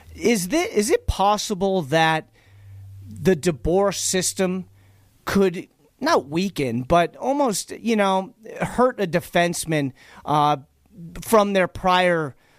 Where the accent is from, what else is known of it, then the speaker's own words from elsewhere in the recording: Boston, Massachusetts, United States; accent: Boston; now in Las Vegas, United States; my Boston accent